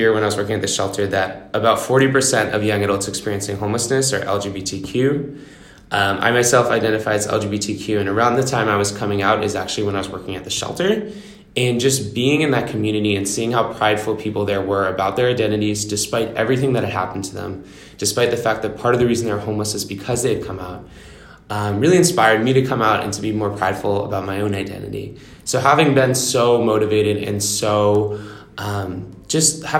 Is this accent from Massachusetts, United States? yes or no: yes; Westborough, Massachusetts, United States; I'm originally from Westboro, Massachusetts